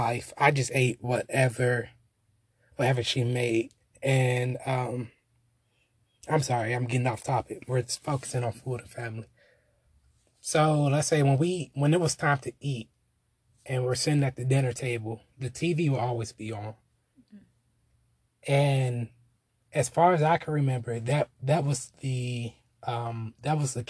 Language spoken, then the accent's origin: English; Washington, District of Columbia, United States; I am from Northwest Washington, D.C.